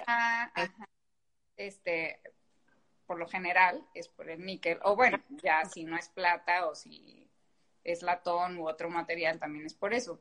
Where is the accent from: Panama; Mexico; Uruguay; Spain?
Mexico; Guadalajara, Jalisco; soy de Guadalajara y en Jalisco hay muchísima industria